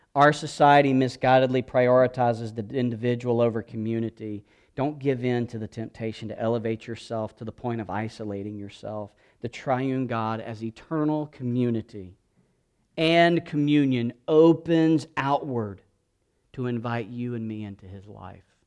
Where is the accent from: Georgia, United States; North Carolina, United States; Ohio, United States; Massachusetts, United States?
Georgia, United States; South; moved away; I grew up in South Georgia